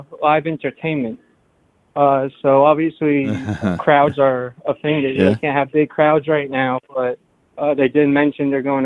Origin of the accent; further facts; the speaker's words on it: Red Bank, New Jersey, United States; Monmouth County, over by Red Bank